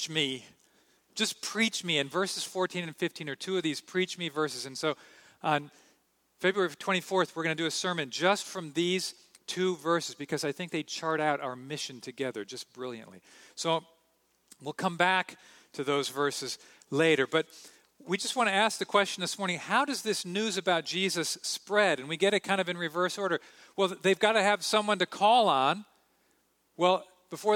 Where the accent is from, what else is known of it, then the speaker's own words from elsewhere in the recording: United States; I'm an American